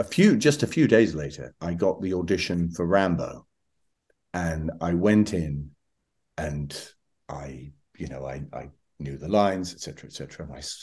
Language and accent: English; Scotland, United Kingdom; And, I'm from Scotland. This is not something that's easy to say.